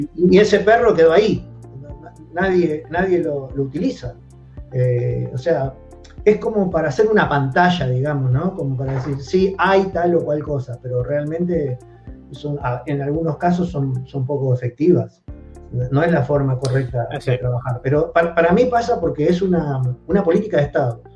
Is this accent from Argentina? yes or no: yes; Argentina